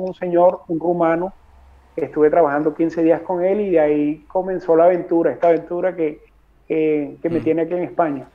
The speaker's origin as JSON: {"language": "Spanish", "country": "Colombia", "moved": "as an adult", "lives_now": "Madrid, Spain", "said": "salí de, de Bogotá el 30 de octubre llegué acá a Madrid el 31"}